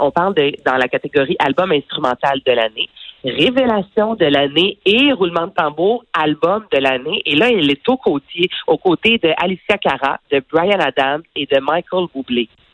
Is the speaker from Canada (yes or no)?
yes; Varennes, Quebec, Canada; je viens de Varennes